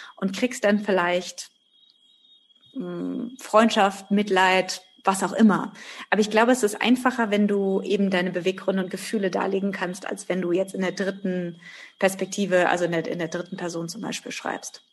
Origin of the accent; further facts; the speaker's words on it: Germany; bei uns in Deutschland